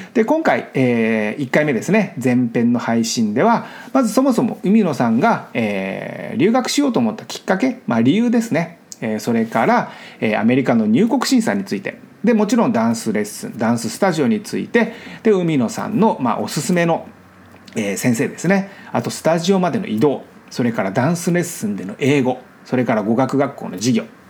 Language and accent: Japanese; Miyakonojo, Miyazaki, Japan; moved away as an adult; now in Los Angeles, United States; その住んでいた日本の場所が僕の地元なんですね本当に実家に住んでいたんです